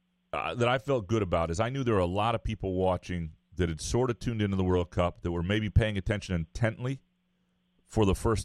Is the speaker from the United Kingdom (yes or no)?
yes; United Kingdom; In my household, we celebrate Boxing Day. You know, of course, being British and all.